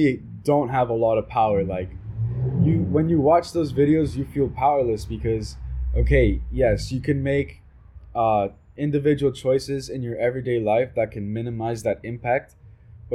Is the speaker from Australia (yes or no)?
no; Colombia; I'm from Colombia